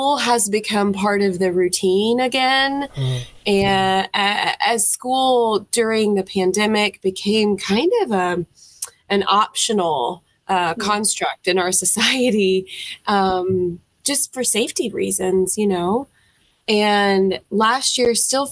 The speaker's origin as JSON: {"language": "English", "town": "Nashville", "region": "Tennessee", "country": "United States", "tie": "born or raised there", "accent": "Southern", "moved": "yes", "lives_now": "Florence, United States", "said": "I was born and raised in Nashville, Tennessee"}